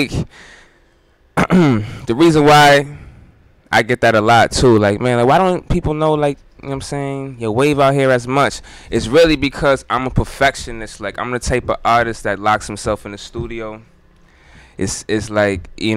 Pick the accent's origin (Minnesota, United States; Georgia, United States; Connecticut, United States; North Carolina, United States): Connecticut, United States; Groton; moved away; I'm from Connecticut originally